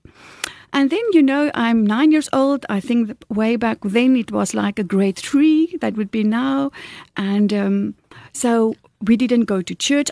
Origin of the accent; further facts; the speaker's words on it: South Africa; when I was growing up in Kolsrivier on a farm, in a normal Afrikaans family